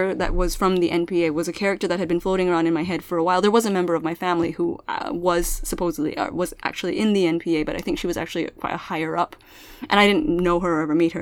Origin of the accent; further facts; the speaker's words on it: Milpitas, California, United States; first language Pangasinan; English is a second language; I grew up in Milpitas